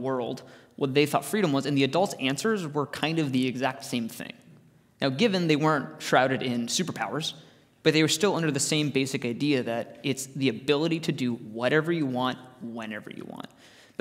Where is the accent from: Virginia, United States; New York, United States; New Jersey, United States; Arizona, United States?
Arizona, United States; Growing up in Arizona